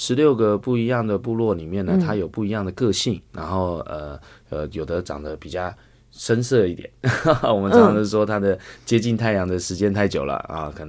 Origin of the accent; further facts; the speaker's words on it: Hualien County, Taiwan; 我是来自台湾花莲的阿美人，